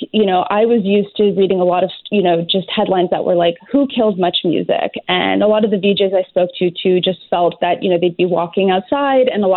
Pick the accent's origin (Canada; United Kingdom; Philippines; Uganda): Canada; Montreal, Quebec; also born or lived in Toronto; I grew up in Montreal